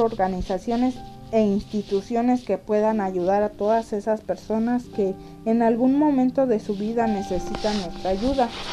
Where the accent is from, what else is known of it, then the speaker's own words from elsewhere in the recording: Mexico; para nosotros como mexicanos